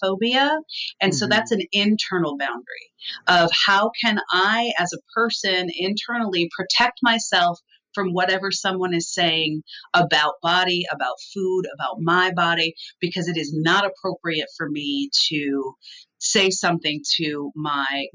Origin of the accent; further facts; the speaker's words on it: Midwest, United States; I come from the Midwest